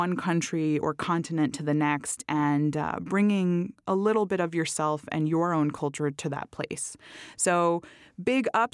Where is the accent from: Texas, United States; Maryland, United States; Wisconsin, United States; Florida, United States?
Florida, United States; Miami; moved away; my hometown and Karelle's hometown, which is Miami.